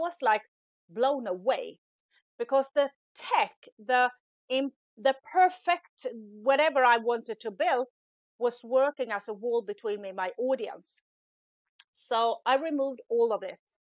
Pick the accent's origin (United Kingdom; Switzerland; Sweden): Sweden; English is a second language; moved away as an adult; now in Italy; in Sweden, where I'm originally from, as you can hear, English isn't my first language